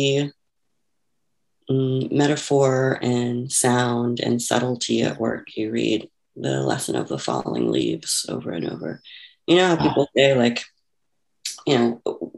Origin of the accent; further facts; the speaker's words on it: Houston, Texas, United States; moved away; also born or lived in Chicago; I grew up in Houston, Texas